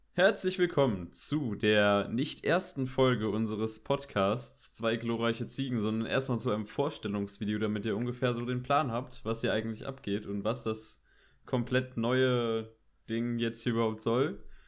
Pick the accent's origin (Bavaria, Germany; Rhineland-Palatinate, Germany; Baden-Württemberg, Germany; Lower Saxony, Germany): Rhineland-Palatinate, Germany; Koblenz; ich bin auch 17 Jahre alt, ich komme aus Koblenz